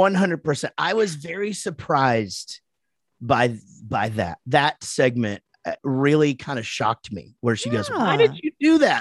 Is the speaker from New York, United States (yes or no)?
no; Wichita Falls, Texas, United States; now in Dallas, United States; I'm from Wichita Falls, Texas, for Christ's sake.